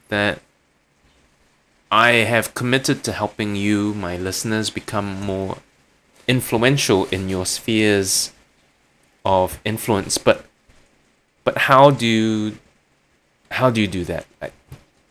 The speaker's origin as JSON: {"language": "English", "town": "Kuching", "region": "Sarawak", "country": "Malaysia", "tie": "born or raised there", "moved": "yes", "said": "I was in my hometown of Kuching"}